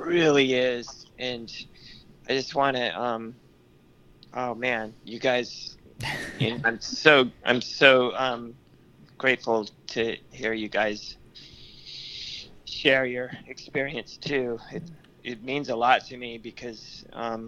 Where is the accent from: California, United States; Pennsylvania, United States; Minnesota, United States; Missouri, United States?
California, United States; Barstow; I grew up in Barstow